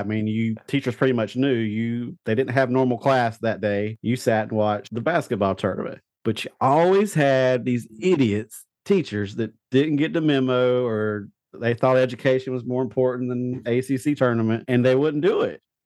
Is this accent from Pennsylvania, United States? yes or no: no; Eastern North Carolina, United States; I grew up in Eastern North Carolina